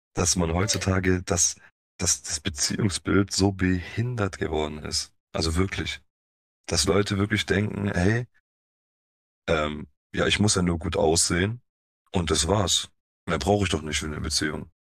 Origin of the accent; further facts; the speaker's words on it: Stuttgart area, Baden-Württemberg, Germany; also born or lived in Poland (family origin); kommen wir aus dem Raum Stuttgart